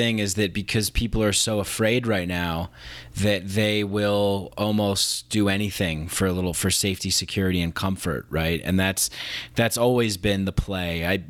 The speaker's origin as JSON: {"language": "English", "region": "New York", "country": "United States", "tie": "born or raised there", "said": "I saw it. I grew up in New York"}